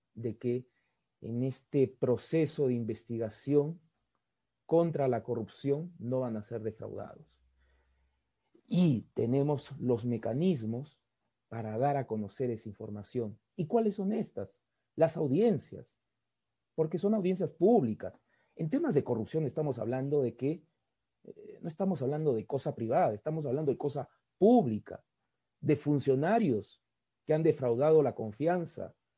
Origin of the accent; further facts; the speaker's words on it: Peru; los peruanos fuimos testigos